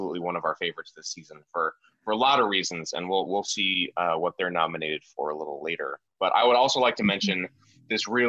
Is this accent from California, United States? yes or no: no; Colorado, United States; as Coloradoans ourselves